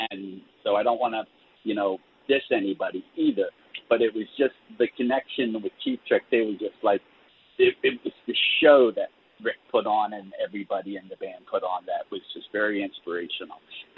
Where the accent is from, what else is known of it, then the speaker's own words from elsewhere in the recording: Florida, United States; and we haven't played Florida in such a long time. So, and that's my home state.